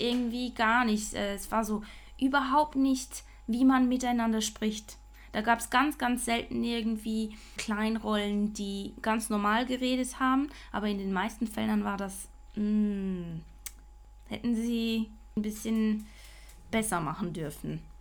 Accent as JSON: {"language": "German", "town": "Basel", "region": "Basel-Stadt", "country": "Switzerland", "said": "ich als Baslerin"}